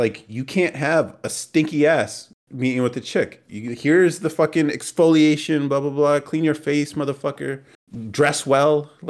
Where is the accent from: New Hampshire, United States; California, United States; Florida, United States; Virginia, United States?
California, United States; now in Texas, United States; I'm also a bit of a nomad. Born and raised in California, moved to Texas, and over the next few years, will travel to explore the country and possibly the rest of the world